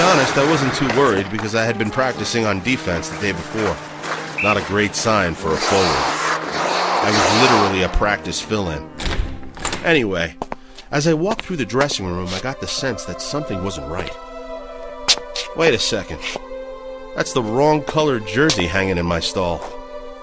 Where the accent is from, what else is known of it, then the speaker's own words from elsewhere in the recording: Dryden, Ontario, Canada; We grew up in Dryden, a small mill town in northwestern Ontario, 400 kilometers east of Winnipeg